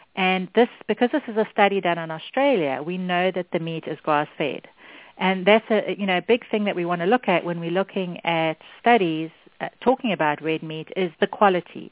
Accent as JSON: {"language": "English", "country": "South Africa", "tie": "born or raised there", "moved": "yes", "said": "I grew up in South Africa, which is where my accent's from"}